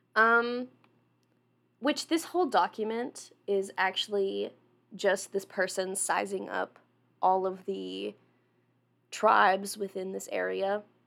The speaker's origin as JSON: {"language": "English", "town": "Jonesboro", "country": "United States", "moved": "yes", "said": "I'm from Jonesboro, which is like two hours away"}